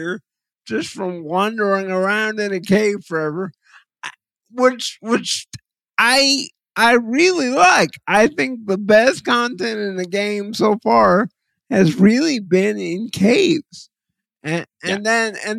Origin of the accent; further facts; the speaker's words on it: Texas, United States; I'm from Texas, and it kind of made me smile as a Texan